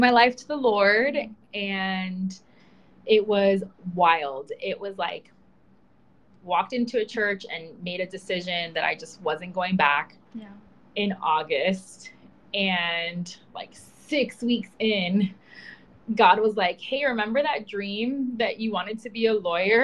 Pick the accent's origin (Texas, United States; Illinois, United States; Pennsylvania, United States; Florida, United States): Florida, United States; Miami; moved away as an adult; now in Seattle, United States; I'm from Miami